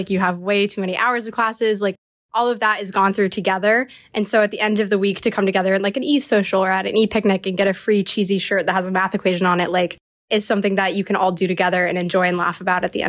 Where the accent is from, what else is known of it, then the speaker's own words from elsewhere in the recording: Falls Church, Virginia, United States; I'm from Falls Church, Virginia. Kind of, I grew up moving around a lot, so this is the most recent location.